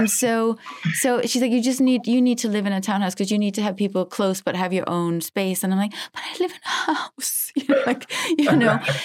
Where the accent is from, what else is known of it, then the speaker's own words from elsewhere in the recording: Denmark; now in Los Angeles, United States; I'm from Denmark